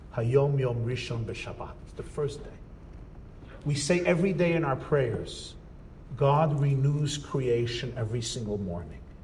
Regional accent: United States; I grew up in America.

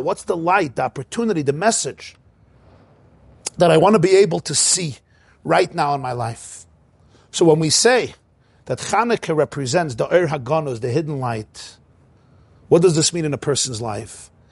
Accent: New York City, New York, United States; I grew up in Crown Heights

